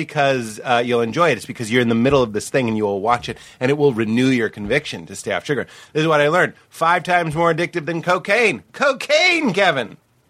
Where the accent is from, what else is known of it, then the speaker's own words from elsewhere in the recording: Venezuela; I'm from Venezuela.